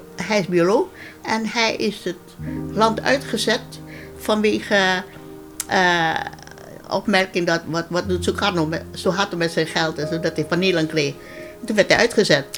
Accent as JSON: {"language": "Dutch", "town": "Ambon", "region": "Maluku", "country": "Indonesia", "tie": "born or raised there", "moved": "as an adult", "lives_now": "Netherlands", "said": "ik ben geboren in Ammen en ik woonde daar"}